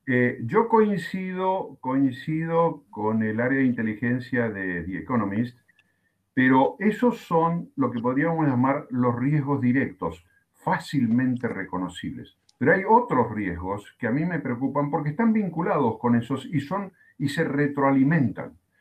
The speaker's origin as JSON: {"language": "Spanish", "country": "Argentina", "said": "aquí en mi país, en Argentina, llevamos 64, 65 días de cuarentena"}